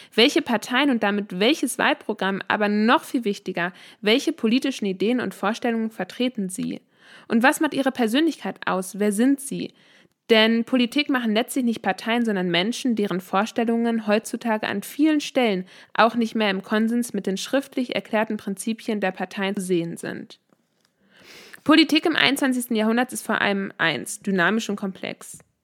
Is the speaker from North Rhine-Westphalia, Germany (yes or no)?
yes; Bielefeld, North Rhine-Westphalia, Germany; also born or lived in Finland / Canada; Ich bin in Bielefeld geboren und aufgewachsen